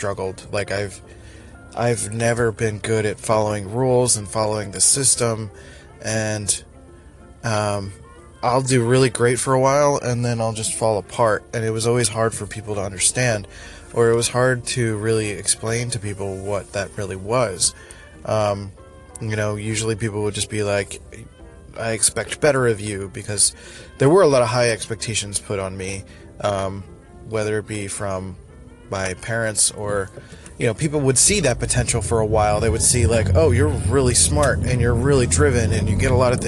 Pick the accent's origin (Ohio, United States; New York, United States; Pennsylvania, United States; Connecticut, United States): Pennsylvania, United States; Philadelphia; moved away; I grew up in Northeast Philly